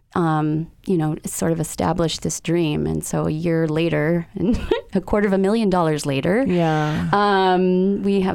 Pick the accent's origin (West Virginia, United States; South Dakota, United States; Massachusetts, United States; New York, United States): Massachusetts, United States; Needham; also born or lived in Amherst, Massachusetts / Northampton, Massachusetts; I grew up outside of Boston in a suburb named Needham, Massachusetts